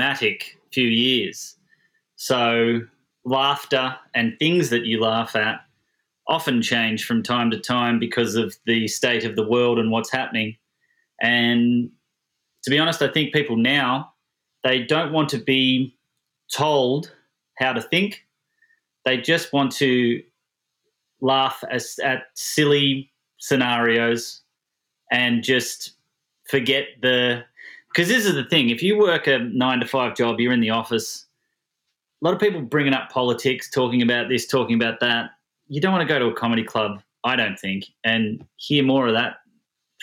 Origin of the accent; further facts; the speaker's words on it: Melbourne, Victoria, Australia; moved away as an adult; now in San Diego, United States; I was born in Melbourne, Australia, in 1982. I am a comedian. I grew up in Australia, obviously, and then I've lived in America for the last 10 years